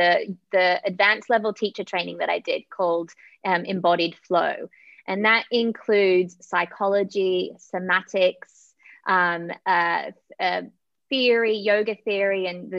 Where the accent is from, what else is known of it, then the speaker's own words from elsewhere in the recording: Australia; now in Kenya; So I am currently in Kenya. I am originally from Australia.